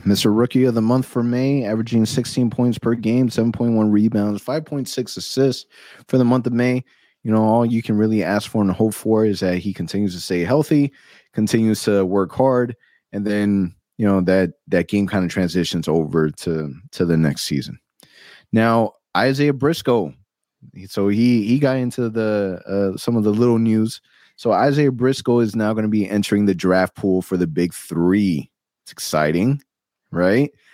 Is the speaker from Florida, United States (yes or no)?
yes; Orlando, Florida, United States; I'm born and raised in Orlando